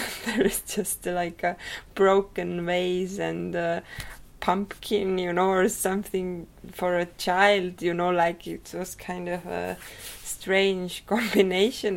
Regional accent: Rakvere, Lääne-Viru County, Estonia; I was born in Rakvere. Uh, it is a small town

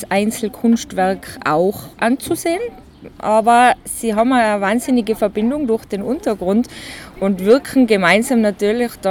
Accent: Innsbruck, Tyrol, Austria; born there; Ich bin in Innsbruck geboren, bin aber mittlerweile ein bisschen mehr ländlich jetzt.

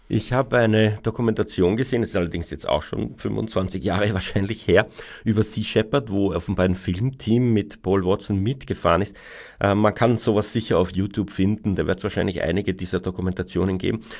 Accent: Austria; bei uns in Österreich

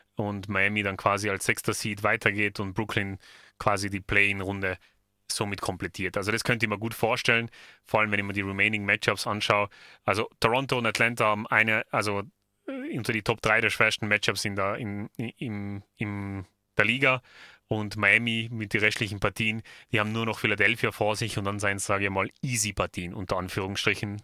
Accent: Tyrol, Austria; bei uns in Tirol

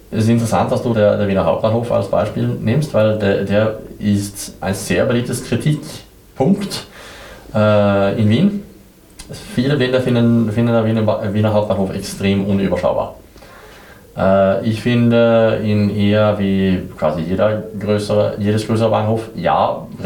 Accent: southern Sweden, Sweden; now in Vienna, Austria; Ich komme aus Schweden. Ich komme aus Südschweden, äh, eine sehr kleine unbekannte Stadt, aber in Nähe von Mandel.

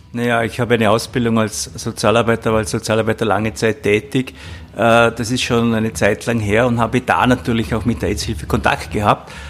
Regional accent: Vorarlberg, Austria; ich komme aus Vorarlberg

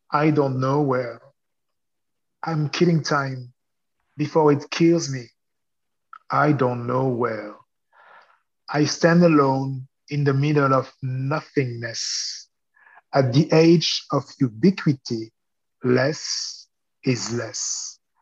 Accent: Lyon, Auvergne-Rhône-Alpes, France; English is a second language; moved away as an adult; now in Brooklyn, United States; I became a radio journalist in my hometown, uh, Lyon, for a few years

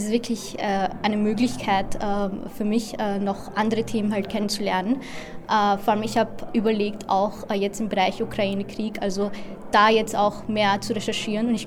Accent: India; Äh, also ich komme aus Indien und äh, also ein Teil von Kaschmir liegt halt in Indien und der andere dann eben in Pakistan.

